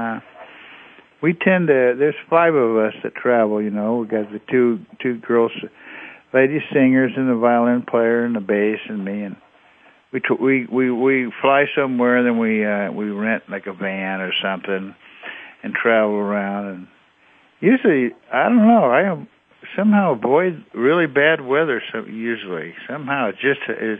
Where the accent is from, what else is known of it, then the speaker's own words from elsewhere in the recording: Northern California, United States; being Northern Californian